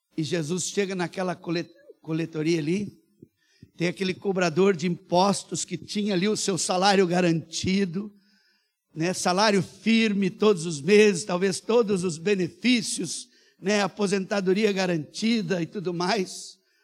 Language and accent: Portuguese; Brazil; Eu sou brasileiro, eu sou missionário